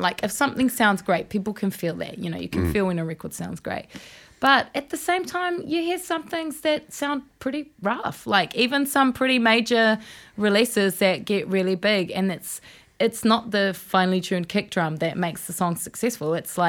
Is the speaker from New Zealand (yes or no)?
yes; Raglan, Waikato, New Zealand; Well, yeah, I was from Raglan.